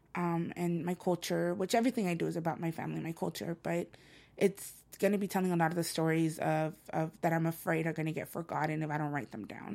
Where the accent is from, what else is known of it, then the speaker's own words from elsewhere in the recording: El Salvador; first language Spanish; English is a second language; now in Los Angeles, United States; I'm from El Salvador and I'm, mangoes are everywhere and on my grandmother's property, they're there. So whenever I think of a mango tree, I think of home.